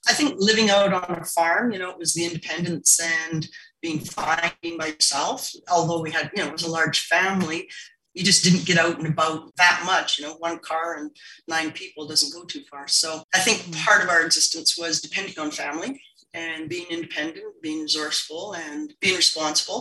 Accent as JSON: {"language": "English", "town": "Montney", "region": "British Columbia", "country": "Canada", "tie": "born or raised there", "said": "I grew up in Montney, BC, which is a small, small farming community outside of Fort St. John, BC"}